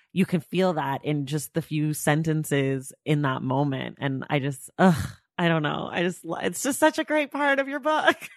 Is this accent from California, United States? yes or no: yes; Oakland, California, United States; I'm from Oakland, California.